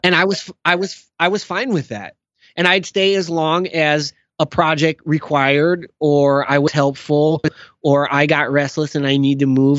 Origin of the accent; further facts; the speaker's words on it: outside of Chicago, Illinois, United States; I was born and raised outside of Chicago.